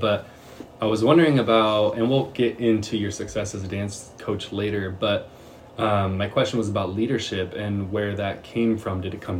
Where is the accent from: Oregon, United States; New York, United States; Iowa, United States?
Oregon, United States; Springfield; I was born in Mackenzie Willamette in Springfield.